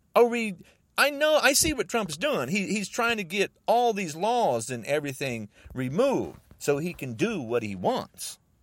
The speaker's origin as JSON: {"language": "English", "country": "United States"}